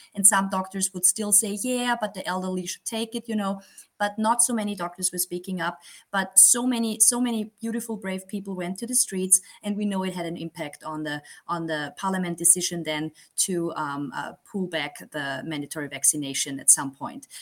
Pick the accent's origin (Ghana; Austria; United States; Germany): Austria; Graz, Styria; I'm from Austria, as you said. I live in the second biggest city here in Graz, in the state of Styria